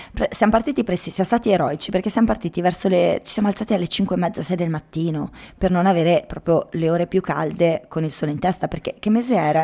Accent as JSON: {"language": "Italian", "region": "Trentino-Alto Adige", "country": "Italy", "said": "io essendo trentina"}